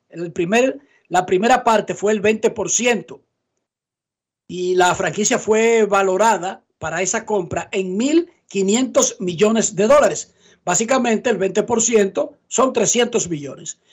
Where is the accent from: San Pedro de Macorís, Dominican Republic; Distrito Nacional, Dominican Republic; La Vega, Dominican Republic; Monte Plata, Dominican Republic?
Distrito Nacional, Dominican Republic; Santo Domingo Oeste; yo me crié en Buenos Aires Herrera